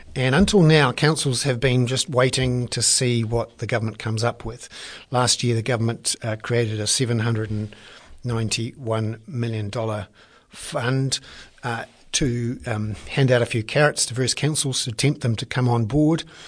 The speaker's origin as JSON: {"language": "English", "region": "Wellington", "country": "New Zealand", "said": "I'm from Wellington."}